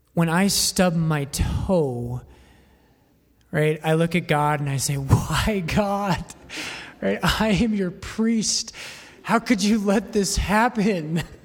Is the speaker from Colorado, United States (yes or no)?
yes; Littleton, Colorado, United States; also born or lived in Boulder; I'm not from Boulder, I'm from Littleton, but I did go to school in Boulder